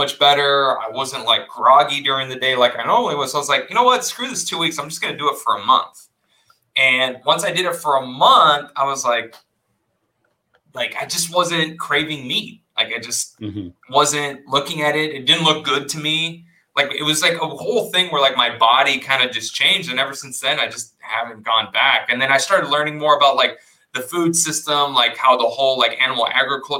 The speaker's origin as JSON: {"language": "English", "region": "South Texas", "country": "United States", "tie": "born or raised there", "said": "I grew up in South Texas, right? Mexican family. And I actually grew up on a ranch."}